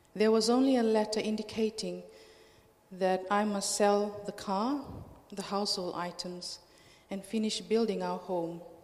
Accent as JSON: {"language": "English", "country": "Fiji", "moved": "as an adult", "lives_now": "Australia", "said": "I'm from Fiji, um, Fiji Islands"}